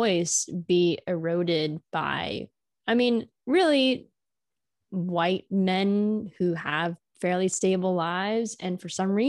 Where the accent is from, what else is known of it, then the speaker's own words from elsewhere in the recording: California, United States; I'm coming from California. It's a completely different political landscape.